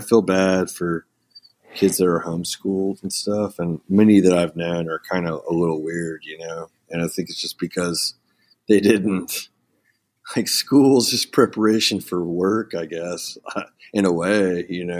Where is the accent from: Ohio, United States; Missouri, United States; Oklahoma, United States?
Oklahoma, United States; Ponca City; also born or lived in Moline, Illinois; I was born in, uh, Illinois and then raised in a small town called Ponca City, Oklahoma